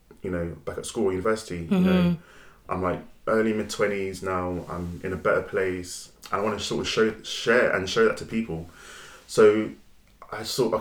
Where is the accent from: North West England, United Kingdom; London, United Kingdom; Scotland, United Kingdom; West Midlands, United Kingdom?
London, United Kingdom; I grew up in New Cross, South London